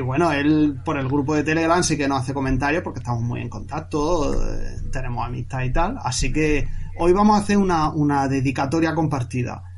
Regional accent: Murcia, Region of Murcia, Spain; also born or lived in Seville; yo luego me vine de Sevilla aquí a Murcia, yo soy de Murcia

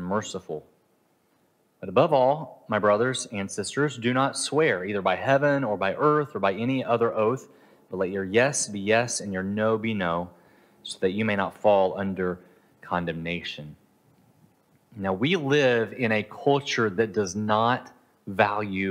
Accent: United States; moved away; I'm from America

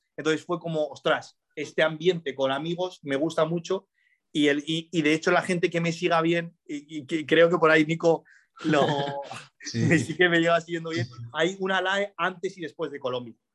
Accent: Spain; also born or lived in Morocco; yo me he criado aquí en España

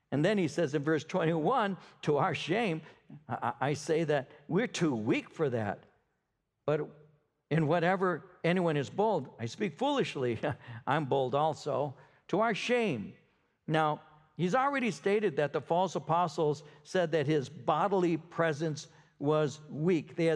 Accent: Ontario, Canada; I'm from Ontario. At that time, I was with Ontario.

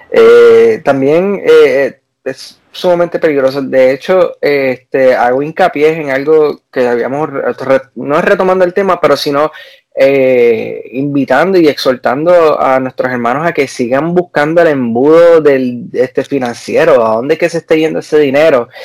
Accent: Puerto Rico; moved away; yo soy boricua

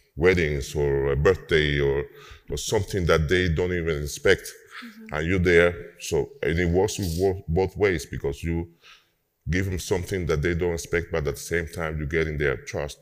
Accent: Havana, Cuba; moved away as an adult; now in New Orleans, United States; I live uh, in New Orleans for uh, 20 years now, 20, 21 years. Um, but yes, I'm from Cuba, um, from Havana

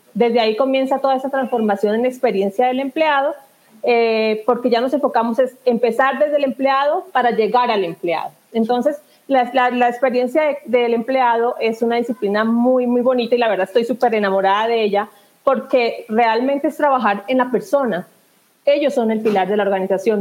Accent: southern Colombia, Colombia; also born or lived in Spain / England; now in Bogotá, Colombia; Yo soy del sur de Colombia y, bueno, por motivos de trabajo estoy acá en Bogotá, en la capital

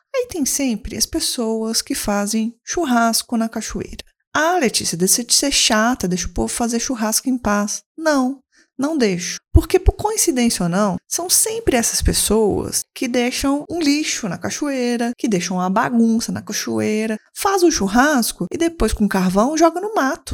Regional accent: Belo Horizonte, Minas Gerais, Brazil; Eu sou uma mulher cis, branca, lésbica de Belo Horizonte

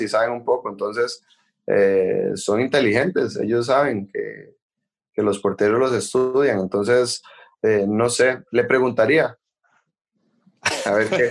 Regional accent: Costa Rica; moved away as an adult; now in Paris, France; para uno como costarricense

